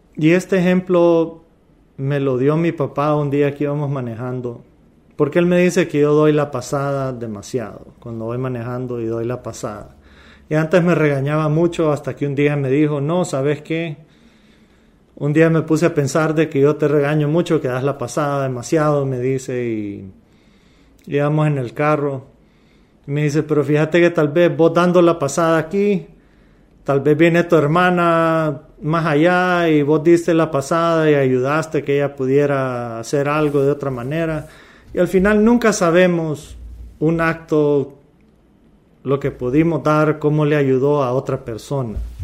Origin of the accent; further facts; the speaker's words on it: Honduras; moved away as an adult; also born or lived in Louisiana, United States; yo soy hondureño, yo soy latino